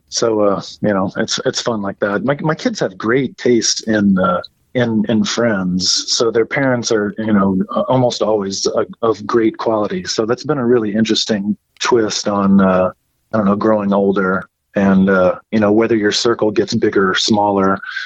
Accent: Midwest, United States; growing up in the Midwest

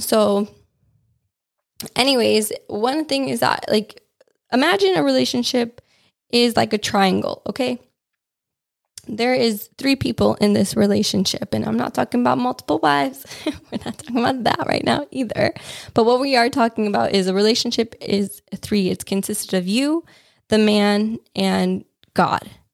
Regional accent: Wisconsin, United States; when I was growing up in Wisconsin

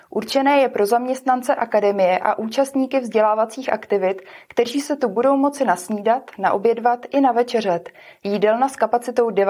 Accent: Ostrov, Karlovy Vary Region, Czechia; jsem z Ostrova, je u Karlových varů a tam jako za parkování moc neplatíme

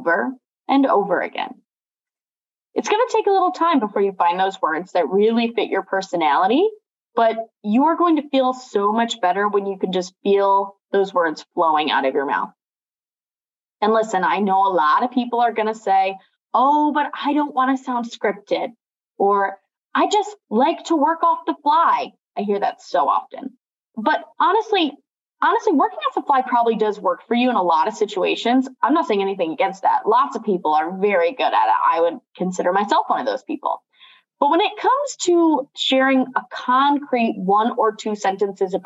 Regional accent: Watertown, New York, United States; also born or lived in Canton / Erie; now in Rochester, United States; growing up in Watertown, then living in places like Canton and Erie and now Rochester

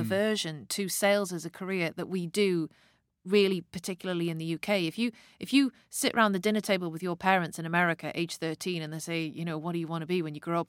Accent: the Northeast, North East England, United Kingdom; I grew up in the nineteen eighties, and I'm from the Northeast

